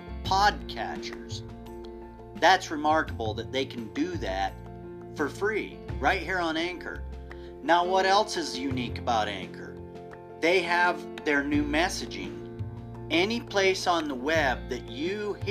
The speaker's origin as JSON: {"language": "English", "country": "United States", "said": "We're all American."}